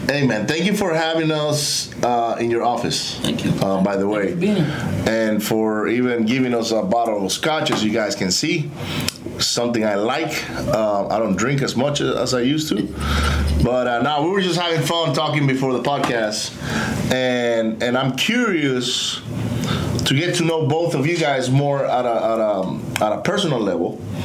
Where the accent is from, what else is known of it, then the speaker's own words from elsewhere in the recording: Venezuela; moved away; I grew up in Venezuela.